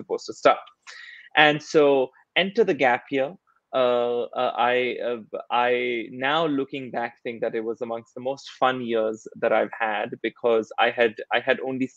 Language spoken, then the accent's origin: English; India; moved away as an adult; I grew up in India